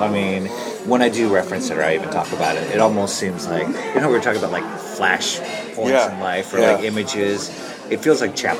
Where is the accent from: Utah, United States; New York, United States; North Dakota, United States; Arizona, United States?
North Dakota, United States; moved away; also born or lived in Hawaii / California; Yeah, when my family moved to California from North Dakota. But I was born in Hawaii.